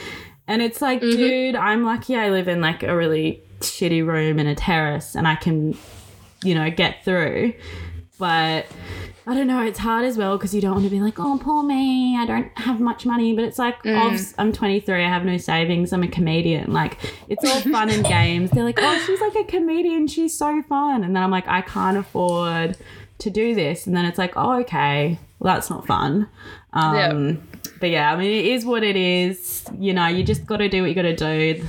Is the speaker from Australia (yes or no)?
yes; Brunswick, Victoria, Australia; born there; except for that I was born in Brunswick. That's the only thing people expect.